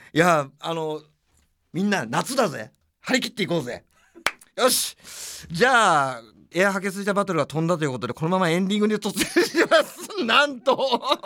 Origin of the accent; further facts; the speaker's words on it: Tokyo, Japan; 俺は東京生まれ東京育ちなんですよ